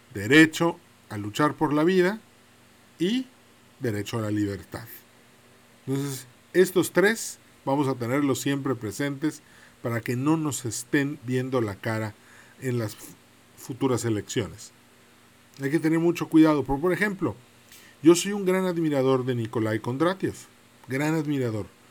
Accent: Mexico; somos mexicanos

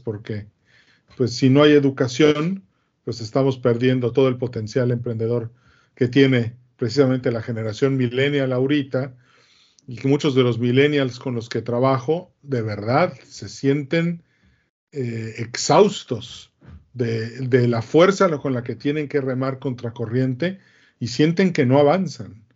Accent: Mexico; soy el único mexicano en este foro

